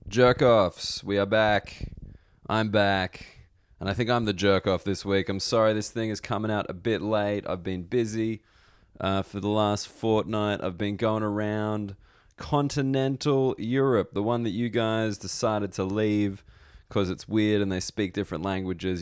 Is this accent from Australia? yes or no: yes; Australia; now in United Kingdom; as an Australian